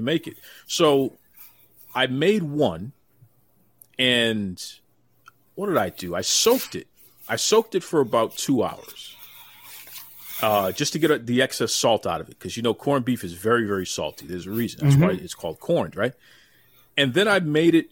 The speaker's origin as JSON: {"language": "English", "town": "Boston", "region": "Massachusetts", "country": "United States", "tie": "born or raised there", "said": "I'm born and raised in Boston"}